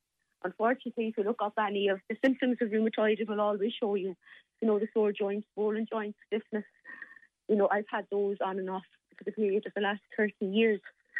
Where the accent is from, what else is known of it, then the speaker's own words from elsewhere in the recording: Limerick, Munster, Ireland; I'm from Limerick and my family are as well. So, you know, we go back a long way.